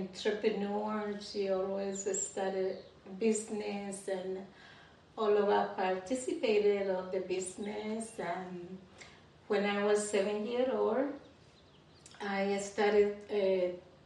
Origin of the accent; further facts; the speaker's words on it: Santo Domingo, Dominican Republic; also born or lived in La Vega; I was born and raised in the Dominican Republic, a country that you also love